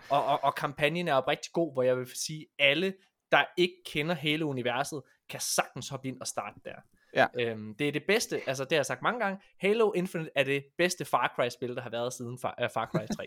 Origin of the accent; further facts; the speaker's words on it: West Jutland, Central Denmark Region, Denmark; jeg er vestjyde